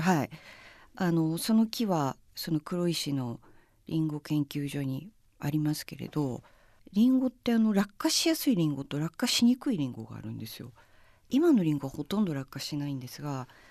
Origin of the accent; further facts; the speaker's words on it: Hokkaido, Japan; 私北海道の人間